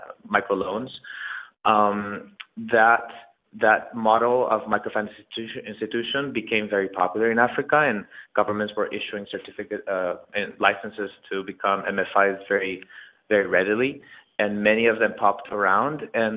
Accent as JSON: {"language": "English", "country": "Spain", "second_language": "English", "moved": "yes", "lives_now": "New York City, United States", "said": "I moved to New York City from Spain 6 years ago"}